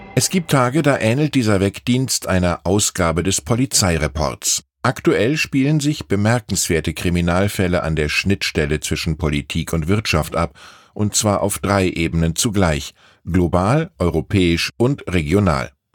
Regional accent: Wiesbaden, Hesse, Germany; now in Munich, Germany; meine Heimatstadt Wiesbaden mit meiner Wohnstadt München

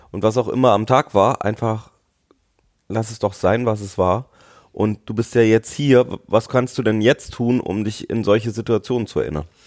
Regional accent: Nuremberg, Bavaria, Germany; ich bin ja in Nürnberg aufgewachsen.

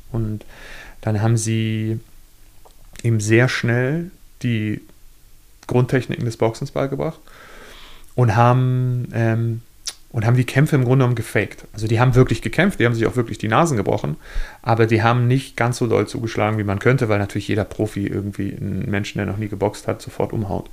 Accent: Germany; Als Deutscher, der kein Jude ist, als Nachfahre von Nazis

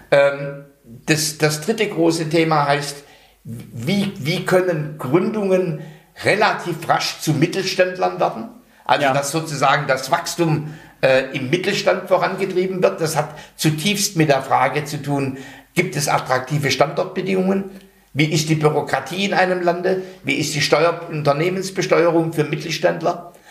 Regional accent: North Rhine-Westphalia, Germany; Ich komme aus dem Ruhrgebiet.

